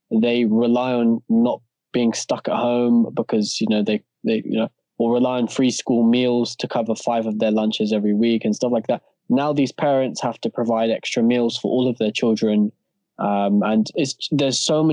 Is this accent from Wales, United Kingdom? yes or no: no; Stanmore, London, United Kingdom; four of us, we've been born and bred in Stanmore